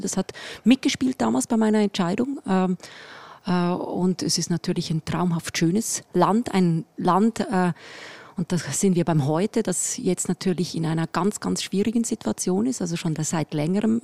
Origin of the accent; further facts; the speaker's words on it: Switzerland; accent: leichter Schweizer Akzent; moved away as an adult; now in Munich, Germany; mit meinem leichten Schweizer Akzent